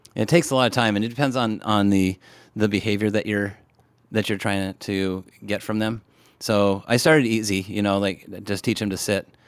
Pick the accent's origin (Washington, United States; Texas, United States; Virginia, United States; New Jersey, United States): Washington, United States; I grew up in Washington State